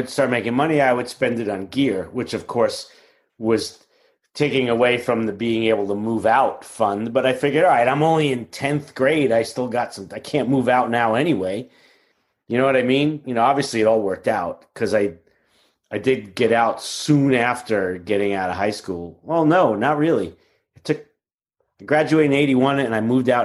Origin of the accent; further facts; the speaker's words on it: New York City, New York, United States; as a kid growing up in Queens